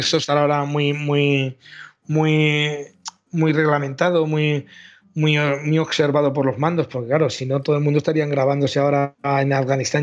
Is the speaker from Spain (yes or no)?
yes; Valencia, Valencian Community, Spain; nosotros somos de Valencia